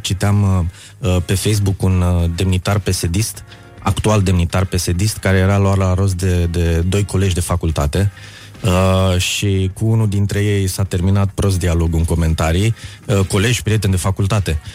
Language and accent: Romanian; Craiova, Dolj, Romania; eu am copilărit în Craiova, știi, cu Oltenia acolo.